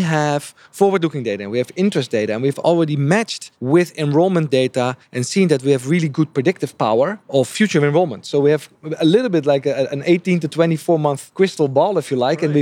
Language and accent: English; Netherlands; also born or lived in Japan; I'm from the Netherlands